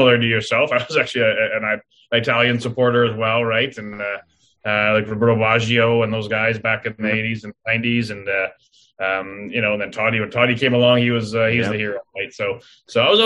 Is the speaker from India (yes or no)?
no; Saskatchewan, Canada; moved away as an adult; also born or lived in Alberta; now in Peterborough, Canada; I'm actually from Saskatchewan originally, and being a Saskatchewan prairie boy